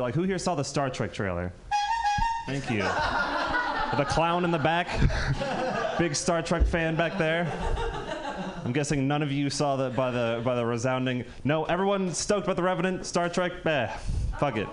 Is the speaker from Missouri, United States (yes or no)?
no; Marin County, California, United States; I'm from Marin County